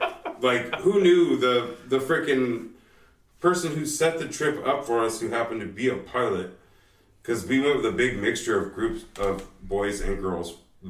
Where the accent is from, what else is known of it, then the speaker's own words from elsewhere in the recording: North Highlands, California, United States; growing up in North Islands